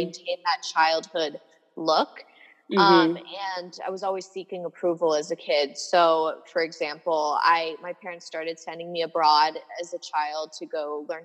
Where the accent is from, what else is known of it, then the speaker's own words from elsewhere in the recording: Boulder, Colorado, United States; I was born in Boulder, Colorado